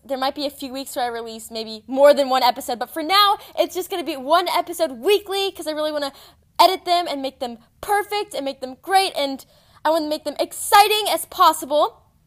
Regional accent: Texas, United States; I'm seventeen years old. I'm from Texas

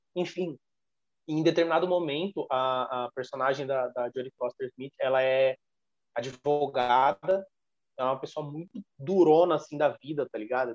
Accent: Brazil; a gente como brasileiros

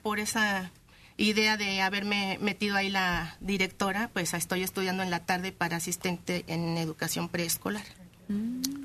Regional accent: Michoacán, Mexico; somos de Michoacán

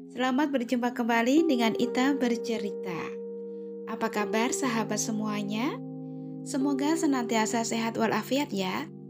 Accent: Java, Indonesia; moved away; Saat itu saya merantau dari Jawa menuju negeri seberang. Iya, negeri Upin Ipin.

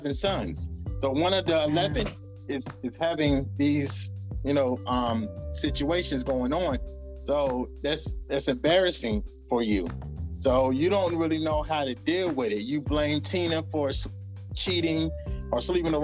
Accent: the Bible Belt, the South, United States; also born or lived in Decatur, Georgia / New York; I come from the Bible Belt

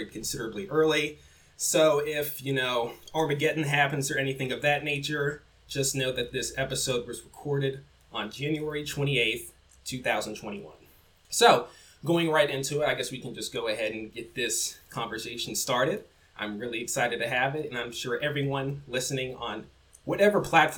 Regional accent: Mississippi, United States; I'm from Mississippi

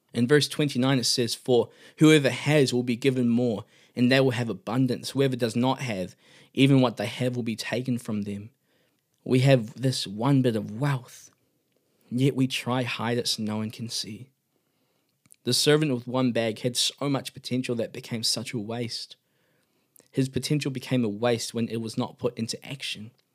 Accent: Auckland, New Zealand; I come from Auckland, New Zealand

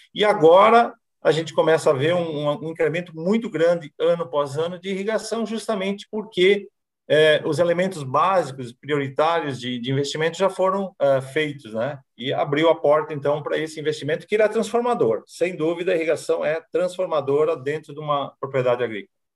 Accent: Garibaldi, Rio Grande do Sul, Brazil; moved away; also born or lived in Paraná; eu sou natural de Garibaldi, Rio Grande do Sul, da Serra Gaúcha

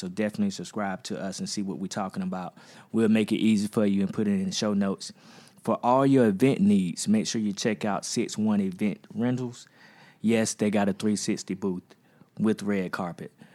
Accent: United States; I'm from Magnolia

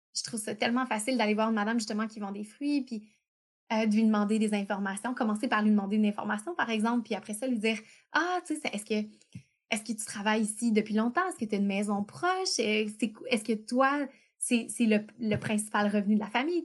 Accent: Quebec, Canada; on a la chance d'être québécois, donc on a une langue séparée. On n'est pas juste canadien, on est québécois

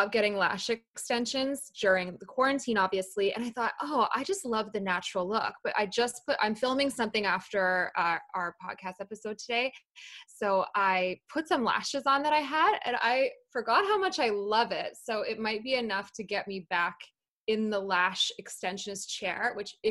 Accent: Calgary, Alberta, Canada; also born or lived in London, United Kingdom; I was born in London in the UK. I moved to Calgary when I was 8, and I mainly grew up in Calgary, actually

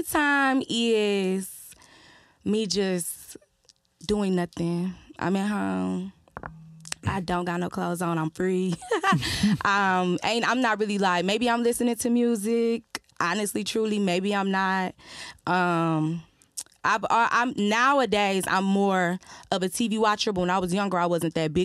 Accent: Detroit, Michigan, United States; I am from Detroit

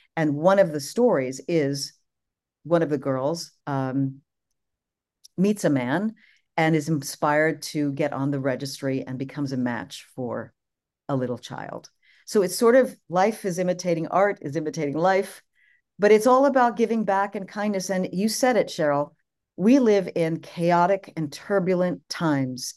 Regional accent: New York, United States; I'm the New Yorker

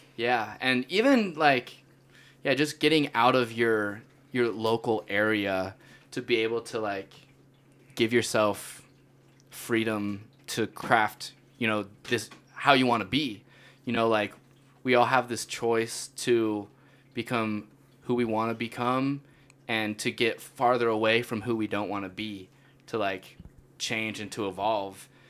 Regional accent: Utah, United States; my whole life growing up in Utah

